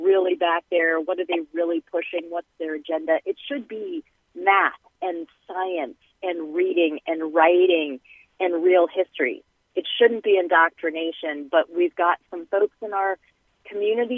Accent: Olentangy, Ohio, United States; I grew up in Olentangy, it's very different from when I was there, K through 12

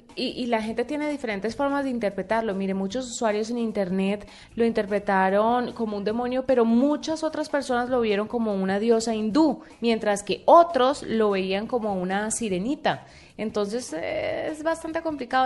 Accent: Colombia; siendo uno colombiano

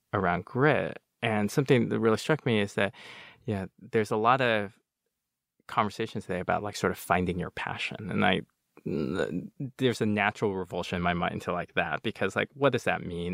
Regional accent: United States; also born or lived in Nanjing, China; they tried raising me as an American. Besides speaking only Chinese at home

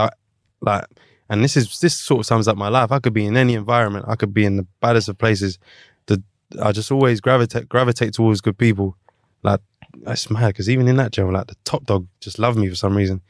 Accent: London, United Kingdom; I'm from London

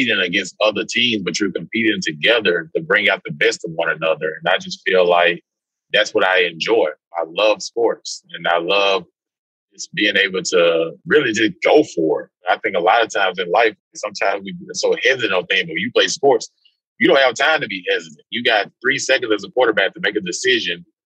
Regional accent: Mississippi, United States; also born or lived in Alabama; growing up in Mississippi

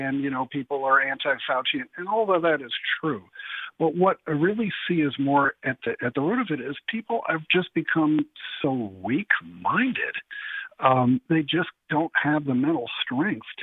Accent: Connecticut, United States; now in Cleveland, United States; I'm from Connecticut. We're desperately planning and trying to move back there in the near future

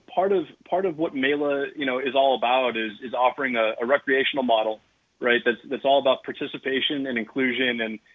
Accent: Milwaukee, Wisconsin, United States; I grew up in the North Shore of Milwaukee

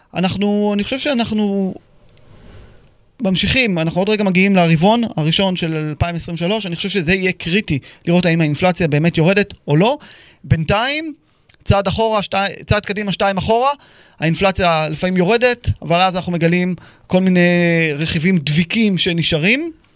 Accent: Israel; אנחנו כישראלים

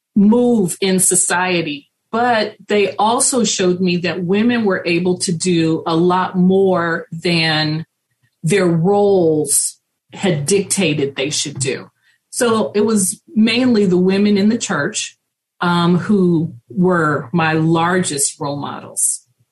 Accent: Richmond, California, United States; when I was growing up in Richmond, it was a smaller community

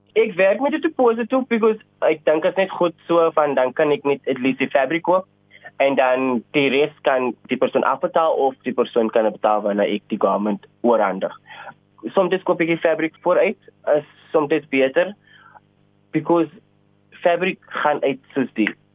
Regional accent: Cape Town, Western Cape, South Africa; Ek is oorspronklik van Elsloo se rivier te range opgegroei met 'n single parent

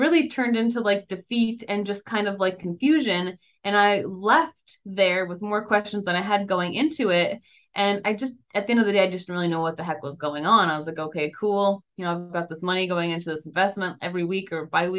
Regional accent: Grande Prairie, Alberta, Canada; I was born in Grand Prairie, Alberta, Canada

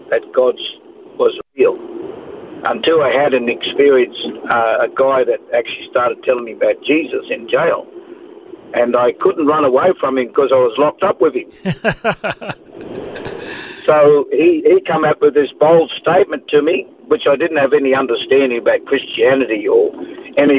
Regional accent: Sydney, New South Wales, Australia; also born or lived in Taree / Kempsey; now in Gold Coast, Australia; I was born in Parramatta in New South Wales, Sydney. And most of my quarter life was actually raised up in that area in Mascot, in Botany Bay there.

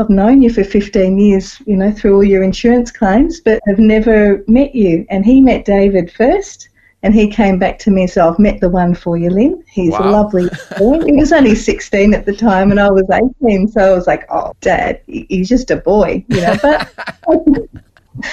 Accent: Melbourne, Victoria, Australia; I was born and raised in Melbourne, so Mum and Dad had a house in Reservoir in Melbourne, and I grew up there till I was 18

